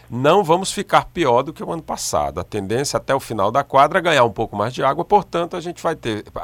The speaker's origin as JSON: {"language": "Portuguese", "country": "Brazil", "said": "nós brasileiros"}